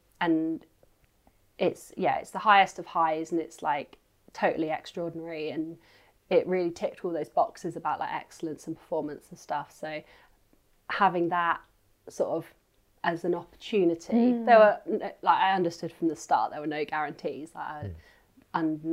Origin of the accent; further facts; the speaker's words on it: Isle of Wight, South East England, United Kingdom; also born or lived in Edinburgh; now in Bath, United Kingdom; where I grew up at home on the Isle of Wight